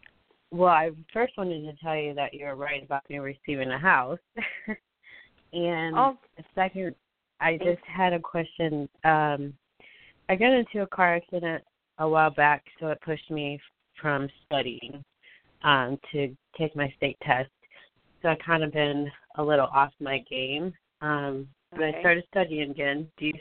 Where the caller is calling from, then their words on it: Jacksonville, Florida, United States; This is … from Jacksonville, Florida.